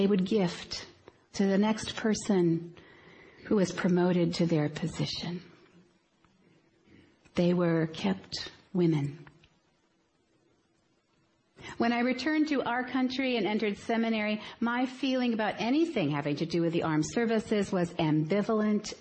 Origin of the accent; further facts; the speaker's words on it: United States; also born or lived in South Korea